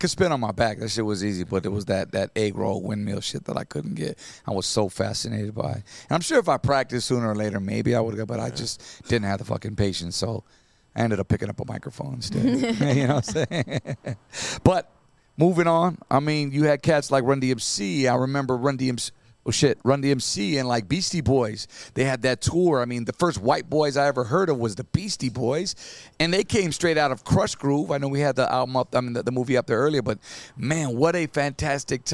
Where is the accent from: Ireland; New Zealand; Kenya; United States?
United States; Santa Ana, California; at the recreation center where I grew up in Santa Ana